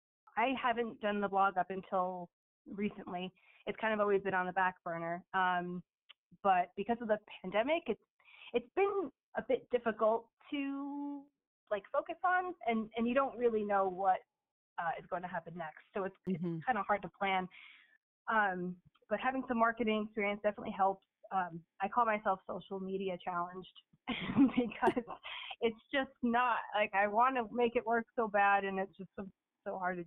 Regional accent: Long Island, New York, United States; moved away; Well, I'm actually from Long Island. I'm not from here at all. I moved up here with my family like 2013.

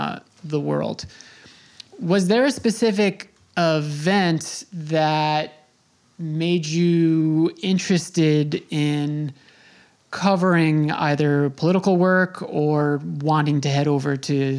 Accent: Long Island, New York, United States; I grew up on Long Island

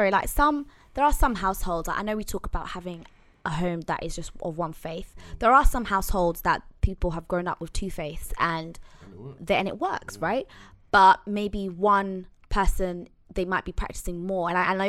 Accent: Zanzibar, Tanzania; Like, I'm from Zanzibar, and that is 99.9%. Thank you. 99.9% Muslim home.

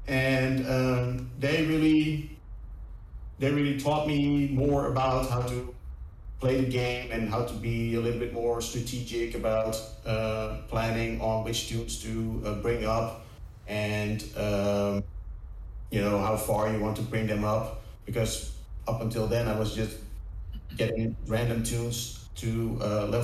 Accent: Netherlands; I'm from Holland

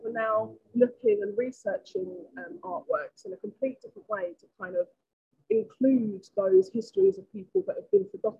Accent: London, United Kingdom; I grew up in London, a single parent family.

